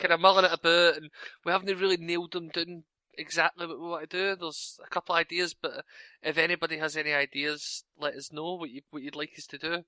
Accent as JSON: {"language": "English", "region": "Scotland", "country": "United Kingdom", "said": "I'm Scottish."}